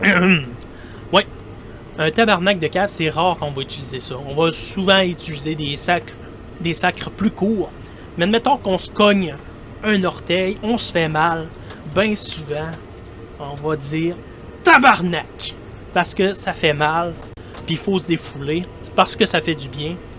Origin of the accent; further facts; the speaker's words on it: Quebec, Canada; accent: Québécois; vous allez euh, sûrement le reconnaître par mon accent. Pour ceux qui ne me connaissent pas, je suis un Québécois. Et eh oui, je suis un Québécois qui habite au Québec